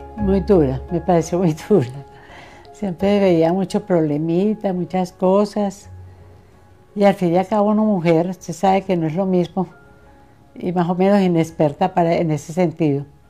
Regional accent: Santa Fe de Antioquia, Antioquia, Colombia; yo soy de acá de Santa Fe Antioquia, donde todo el mundo me conoce a mí.

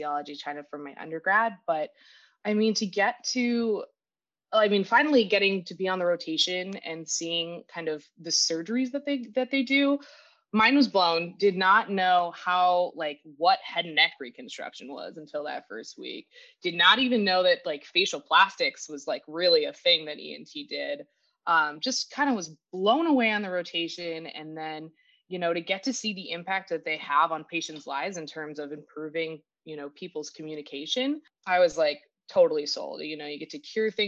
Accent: Oak Park, Illinois, United States; I grew up in the Oak Park area, so not far from Loyola.

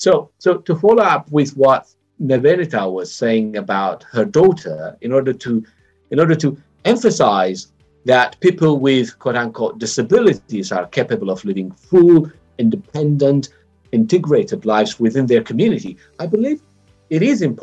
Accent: Ethiopia; moved away; I was born and raised in Ethiopia, but I left a long time ago

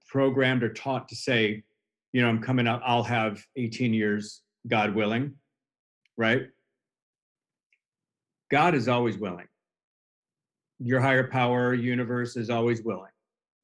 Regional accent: Chicago, Illinois, United States; I'm originally from the Chicago area, suburb on the north side

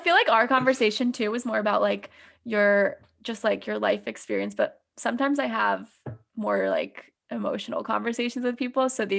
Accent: New York, United States; I'm from New York, so I see it so differently

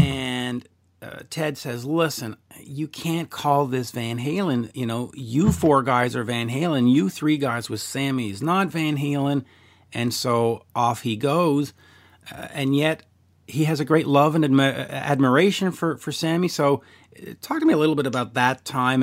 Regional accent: Canada; I'm Canadian

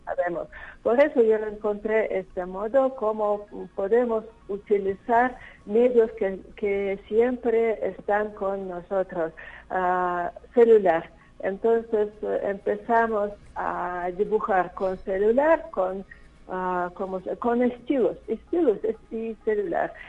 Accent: Nizhny Novgorod, Nizhny Novgorod Oblast, Russia; Spanish is a second language; moved away as an adult; also born or lived in Israel; now in San Luis Potosí, Mexico; mi ciudad natal de Nizhny Novgorod, es Rusia.

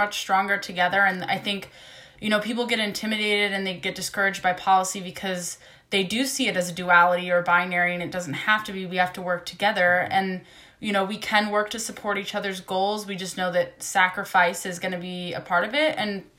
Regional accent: Ohio, United States; now in California, United States; I grew up in Ohio, so neighbors to West Virginia, right. Moved around a lot. I now live in California

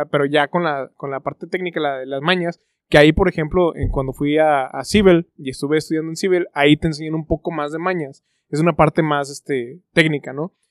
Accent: Mexico; Pero bueno, siendo mexicano, las mexicanadas

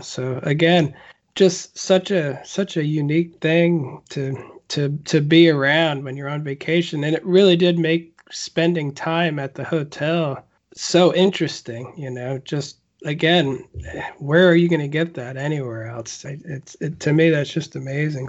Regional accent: United States; as an American

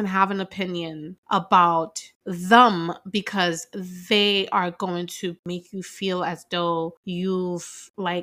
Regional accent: New York, United States; I grew up in New York

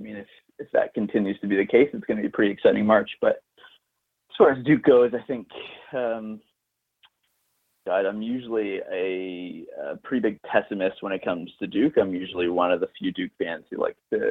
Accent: Toronto, Ontario, Canada; I'm from Toronto

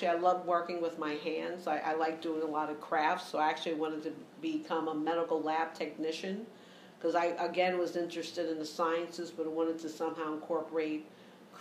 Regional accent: New York City, New York, United States; I grew up in the Lower East Side of New York

